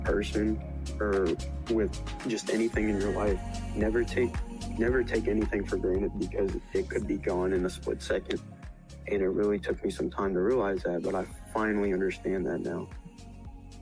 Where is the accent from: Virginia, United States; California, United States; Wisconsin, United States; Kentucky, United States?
Kentucky, United States; Bowling Green; I'm from Bowling Green, Kentucky